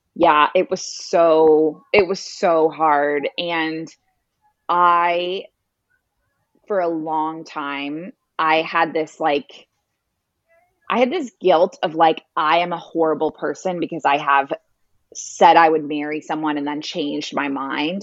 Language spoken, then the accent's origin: English; Toronto, Ontario, Canada; moved away as an adult; also born or lived in Middle East; now in Bali, Indonesia; I grew up in Toronto